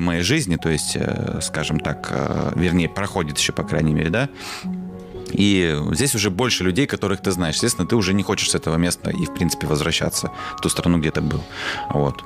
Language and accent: Russian; Moldova; moved away as an adult; now in Russia; я, получается, с Молдавии эмигрировал в Россию